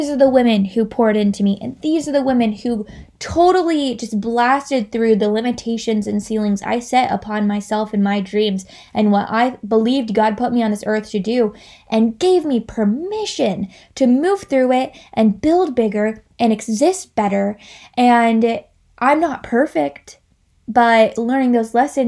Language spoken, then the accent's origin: English; Kentucky, United States; also born or lived in Los Angeles, California; now in North Carolina, United States; I am originally from Kentucky, so I am no stranger to the southeastern part of the United States.